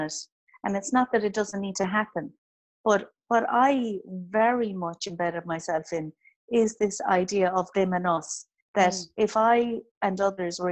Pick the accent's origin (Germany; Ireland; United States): Ireland; County Clare; I am from North Clare